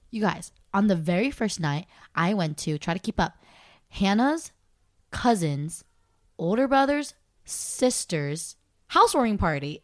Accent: Torrance, California, United States; moved away; I was from Torrance

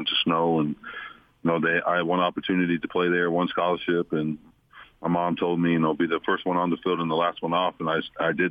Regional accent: Utah, United States; moved away; come back to my hometown

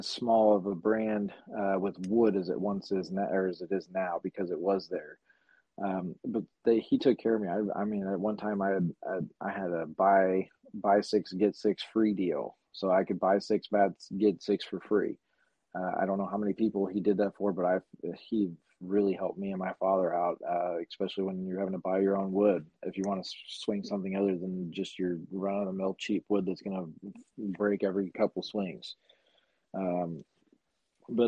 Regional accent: Addison, Texas, United States; where I grew up in Addison

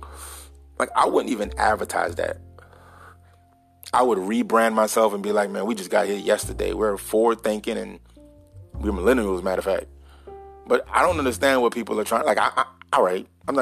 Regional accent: United States; I'm an American

